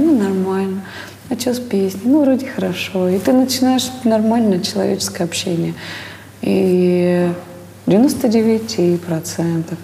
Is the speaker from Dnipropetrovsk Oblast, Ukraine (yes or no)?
no; Uzhhorod, Zakarpattia Oblast, Ukraine; moved away as an adult; now in Moscow, Russia; из Ужгорода.